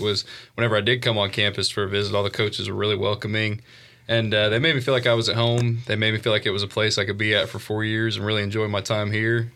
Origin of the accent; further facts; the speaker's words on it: Evansville, Indiana, United States; moved away; I'm from uh, Evansville, Indiana.